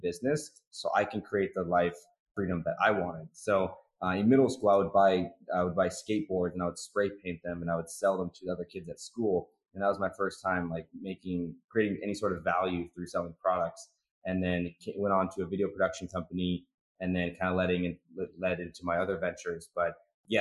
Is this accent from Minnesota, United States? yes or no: no; Seattle, Washington, United States; I'm from Seattle, Washington. Went to school at University of Washington